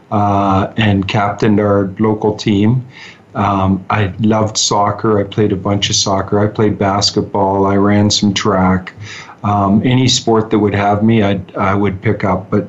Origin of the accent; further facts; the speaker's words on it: Huntsville, Ontario, Canada; also born or lived in Utah / New York; now in Calgary, Canada; I'm from a little town north of Toronto, a couple hours, a town of 3,000 people, and uh, it's called Huntsville. It's in the, the Lake Country, referred to as Muskoka in Ontario grew up there